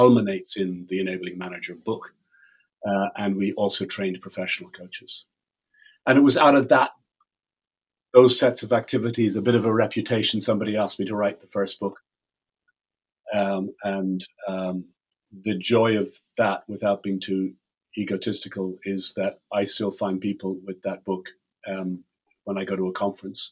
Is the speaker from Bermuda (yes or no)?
no; Ireland; I'm Irish